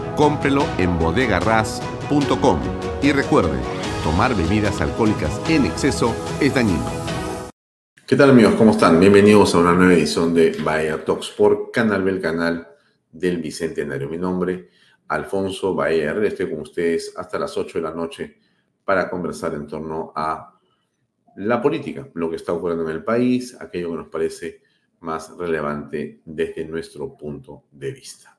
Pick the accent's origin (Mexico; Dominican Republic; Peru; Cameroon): Peru; mi gastronomía como peruano